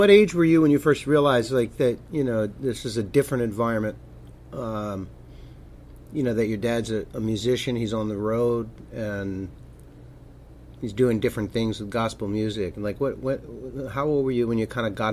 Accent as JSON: {"language": "English", "town": "Hartford", "region": "Connecticut", "country": "United States", "tie": "born or raised there"}